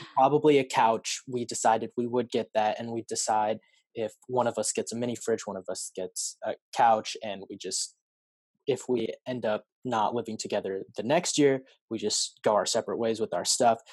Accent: Salem, Oregon, United States; I was born and raised in Salem, Salem area uh, of Oregon, and I've never really lived anywhere else

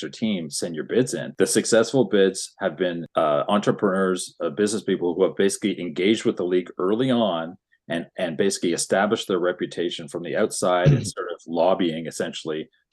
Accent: Canada; as a Canadian

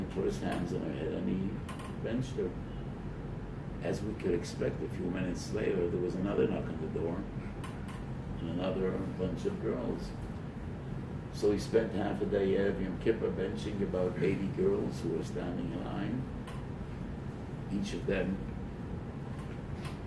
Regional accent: United States; I was born in America, and about 5 years after my parents came to America, the fourth out of seven children

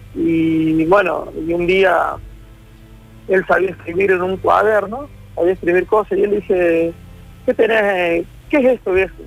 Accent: Córdoba, Argentina; el barrio donde yo me crié, en Villa La Tela

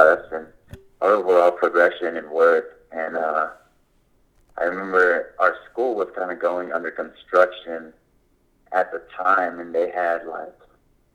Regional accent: Kansas City, Kansas, United States; I'm actually originally born and raised out in Kansas City, Kansas. I'm originally from Wyandotte.

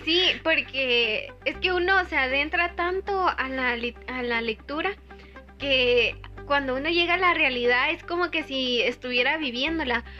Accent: Guatemala; nosotros como guatemaltecos

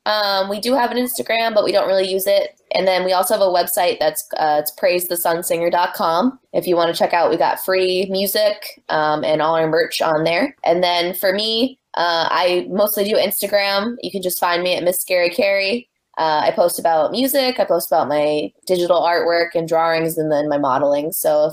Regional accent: New Bedford, Massachusetts, United States; In New Bedford, which is my home. I was born and raised in New Bedford

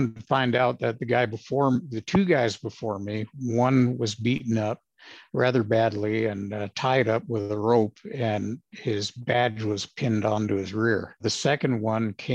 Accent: Los Angeles, California, United States; moved away as an adult; also born or lived in Arizona; Was born and raised in Los Angeles, of all places.

